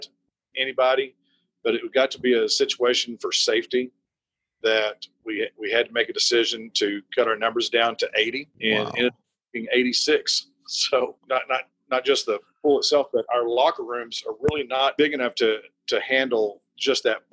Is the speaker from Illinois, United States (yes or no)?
no; Abilene, Texas, United States; I grew up in Abilene.